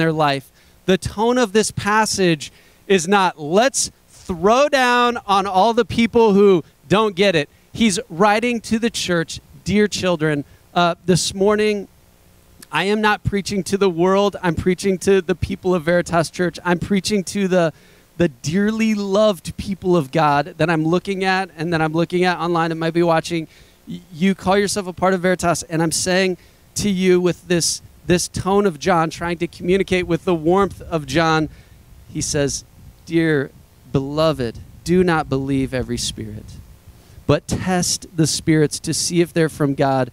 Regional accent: United States; I don't talk like that as an American

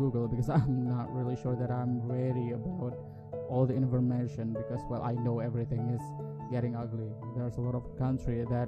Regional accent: Yogyakarta, Special Region of Yogyakarta, Indonesia; English is a second language; now in Jakarta, Indonesia; my parents are still in my hometown. They are in Yogyakarta

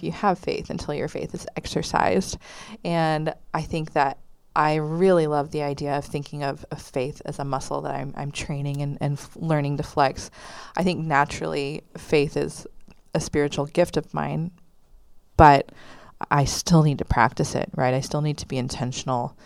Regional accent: Texas, United States; Waco, which is in my home state

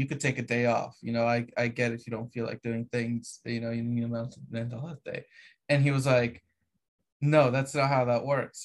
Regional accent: Romania; moved away; I come from Romania

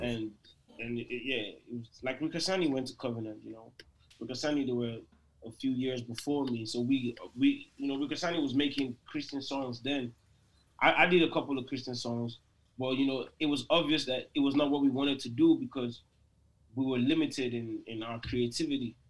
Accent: Lagos, Nigeria; moved away as an adult; also born or lived in Port Harcourt, Nigeria; now in United States; I was born in Lagos, raised in Lagos.

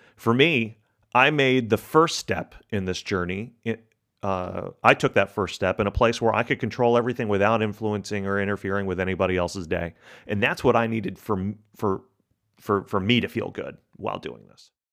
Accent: Texas, United States; My family's from Argentina. my, I grew up in Texas

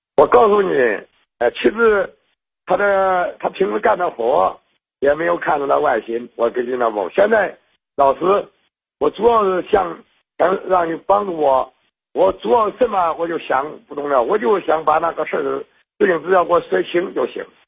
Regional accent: Henan, China; 我是河南的

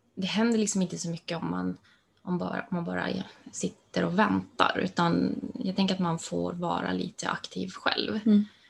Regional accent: Luleå, Norrbotten County, Sweden; Jag finns i Luleå mm. och mm, där jag är född och uppvuxen.

